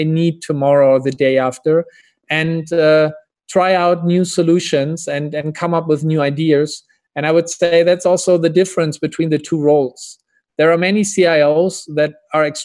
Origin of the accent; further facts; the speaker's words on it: Hamburg, Germany; I'm from Hamburg, Germany, a harbor town or city in northern Germany originally.